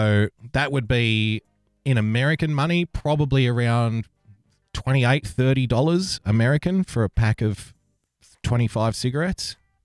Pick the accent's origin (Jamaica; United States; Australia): Australia; So the greatest thing about being an Australian is also the worst thing.